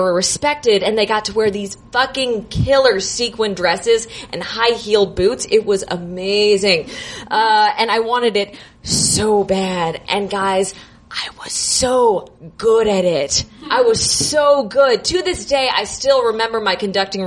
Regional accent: Naples, Florida, United States; moved away as an adult; now in Chicago, United States; I'm originally from Florida

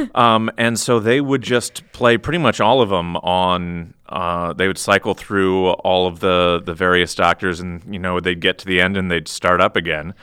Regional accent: Iowa, United States; I'm from Iowa

